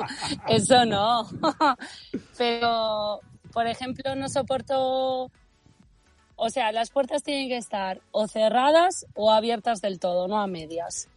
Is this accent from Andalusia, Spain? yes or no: no; Bembibre, Castile and León, Spain; soy de Benvibre